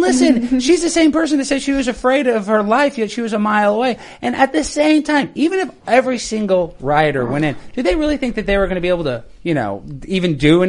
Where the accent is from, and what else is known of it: United States